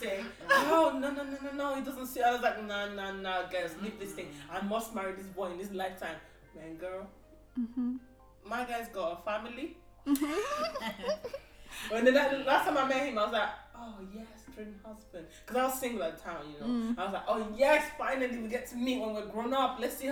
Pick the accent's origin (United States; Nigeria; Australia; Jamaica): Nigeria; moved away; Nigeria. I went to school in Nigeria